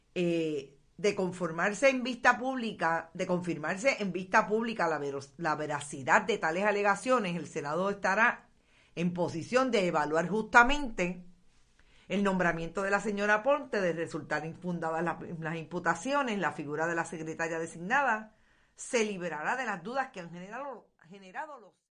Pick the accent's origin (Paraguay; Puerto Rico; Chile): Puerto Rico; Aguada; mi pueblo en Aguada